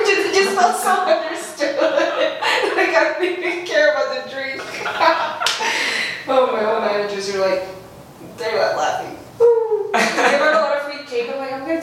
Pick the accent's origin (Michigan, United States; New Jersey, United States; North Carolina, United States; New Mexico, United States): New Mexico, United States; Las Cruces; Love for my hometown.